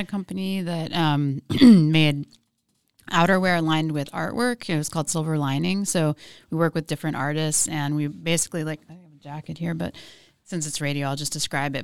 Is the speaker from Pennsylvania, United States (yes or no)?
yes; Philadelphia, Pennsylvania, United States; moved away as an adult; also born or lived in New York / Oceanside / Bay Area; I grew up in Philadelphia.